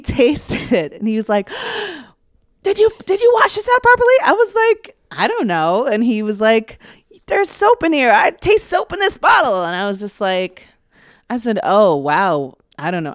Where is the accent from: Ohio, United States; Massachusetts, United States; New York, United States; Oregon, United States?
New York, United States; New York City; I was born in Mount Sinai Hospital, and, um, my parents lived in East Harlem until they split up when I was, just before my seventh birthday. So I've lived in Harlem for most of my life